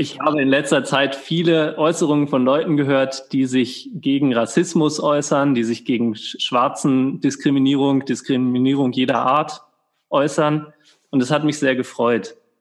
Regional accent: Germany; now in Austria; ich bin Deutscher

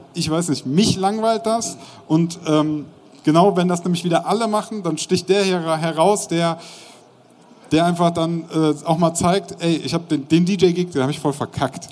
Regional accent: Bonn, North Rhine-Westphalia, Germany; ich komme ja aus Bonn, nicht weit weg von Köln

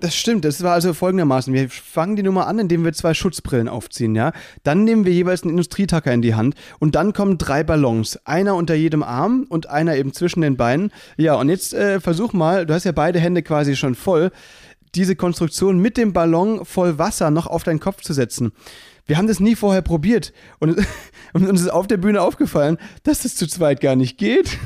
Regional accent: Mülheim, Germany; bei mir in Mülheim, aus der Stadt, wo ich herkomme

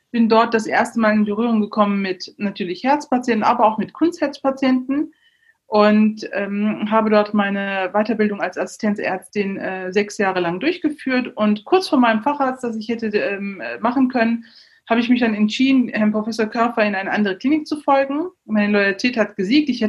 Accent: Neuss, North Rhine-Westphalia, Germany; ich bin in Neuss geboren, in Neuss zur Schule gegangen

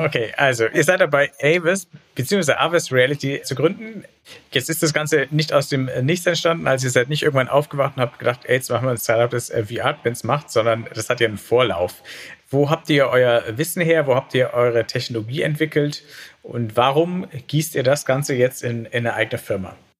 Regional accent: Franconia, Bavaria, Germany; Ich komme aus Franken

